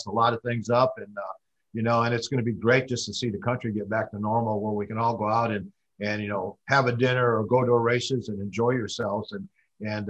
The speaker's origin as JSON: {"language": "English", "town": "Chicago", "region": "Illinois", "country": "United States", "tie": "born or raised there", "said": "I grew up in Chicago, Illinois"}